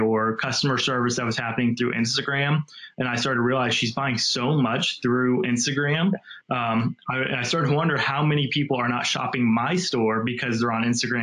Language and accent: English; Ohio, United States; moved away as an adult; now in Northwest Arkansas, United States; I grew up in Ohio for the most part, went to University of Cincinnati